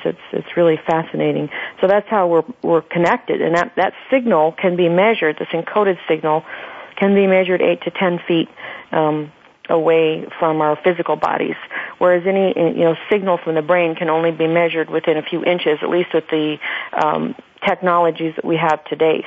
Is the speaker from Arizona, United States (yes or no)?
yes; Phoenix, Arizona, United States; in my hometown in Phoenix